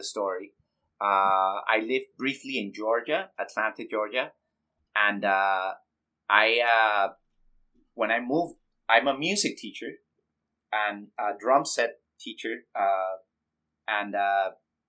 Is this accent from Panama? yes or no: yes; Panama; I'm from Panama, Central America